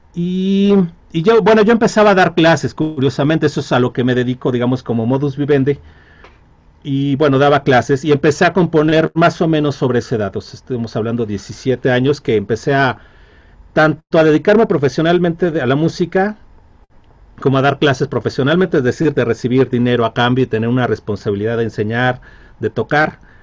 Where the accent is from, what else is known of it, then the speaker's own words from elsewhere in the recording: Mexico; como mexicano